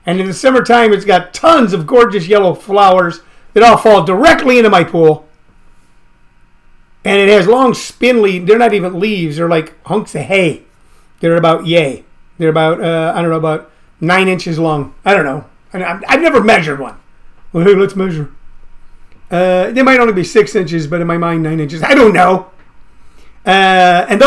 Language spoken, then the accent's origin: English; Missouri, United States; moved away; I grew up in Missouri. I grew up in the inner city as a kid